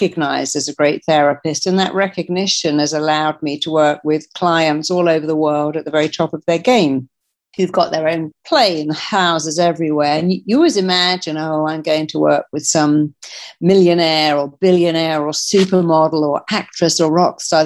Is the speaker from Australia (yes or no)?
no; England, United Kingdom; I come from England